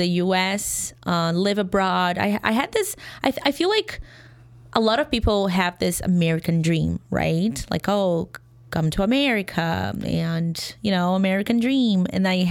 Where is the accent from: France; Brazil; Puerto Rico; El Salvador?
Brazil; English is a second language; moved away as an adult; now in Chicago, United States; I'm from Brazil